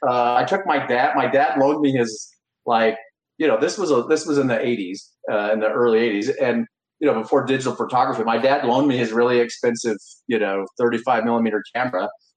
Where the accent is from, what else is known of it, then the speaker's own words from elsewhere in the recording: Idaho, United States; moved away as an adult; also born or lived in India / Taiwan; I'm an Idaho resident, so I was born in Idaho. We live in Idaho now, but we just recently moved back, so I spent a lot of my adulthood life not in Idaho, but I grew up in Idaho, went to the University of Idaho